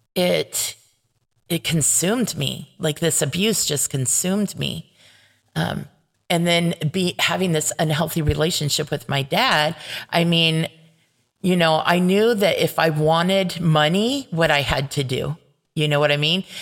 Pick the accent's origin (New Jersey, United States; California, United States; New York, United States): California, United States; Paramount; where I grew up in Paramount